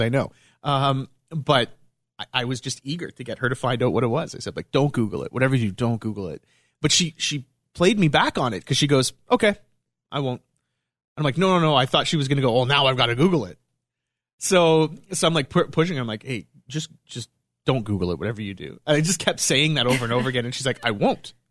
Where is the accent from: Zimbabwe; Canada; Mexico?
Canada; Montreal, Quebec; moved away; I'm from Montreal